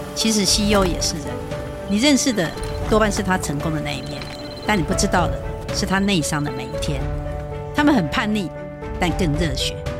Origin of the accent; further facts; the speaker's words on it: Taiwan; 那应该有帮我们台湾人敬礼吧？